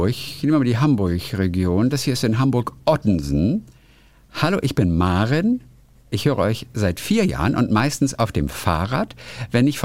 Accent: Tajikistan; born there; So kunterbunt bin ich auch. Halb deutsch, halb russisch, mit einem ukrainischen Nachnamen, aber gebürtig aus Tadschikistan, Zentralasien.

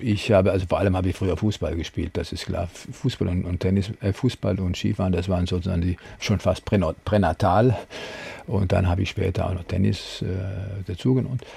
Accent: Freiburg, Baden-Württemberg, Germany; moved away; In den letzten Jahren kam allerdings auch Freiburg hinzu. Ich habe da eine Herzenskammer sozusagen also reserviert, weil es ist meine Heimat

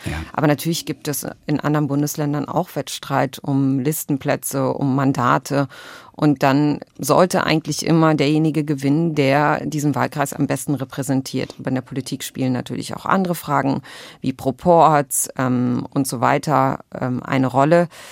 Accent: Berlin, Germany; ich bin als zwölftes Kind von 13 einer palästinensischen Flüchtlingsfamilie geboren in Berlin

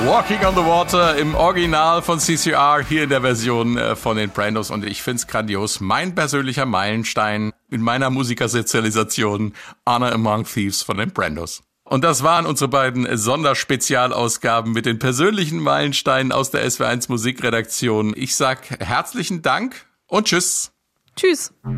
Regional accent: Marburg, Hesse, Germany; In meiner Heimatstadt Marburg gab es in jedem Jahr ein kommunistisches Stadtfest der DKP

